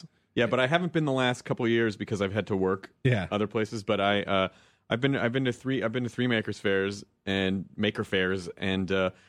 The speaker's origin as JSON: {"language": "English", "region": "Tennessee", "country": "United States", "tie": "born or raised there", "moved": "yes", "said": "Where I grew up in Tennessee"}